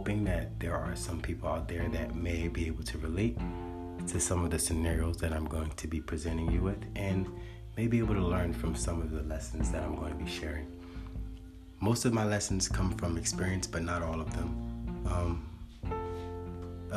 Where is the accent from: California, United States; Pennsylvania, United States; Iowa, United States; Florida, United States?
Pennsylvania, United States; Philadelphia; moved away as an adult; also born or lived in Miami / Atlanta / New Orleans / Los Angeles; I was born in Philadelphia, Pennsylvania, in the foster care system, and at the age of 18, I was discharged and officially on my own